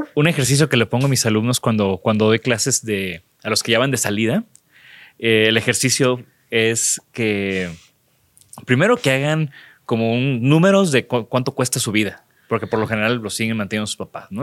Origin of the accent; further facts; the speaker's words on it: Mexico; como buenos mexicanos